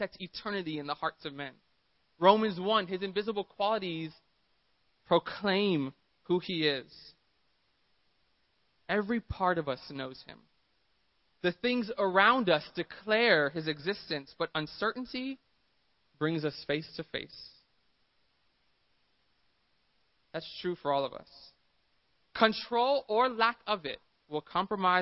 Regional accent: Miami, Florida, United States; now in San Diego, United States; I'm from Miami. I live in San Diego.

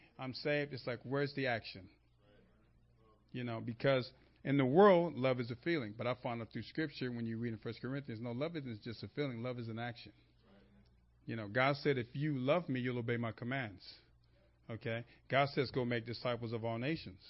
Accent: Los Angeles, California, United States; I grew up in Los Angeles outside of church

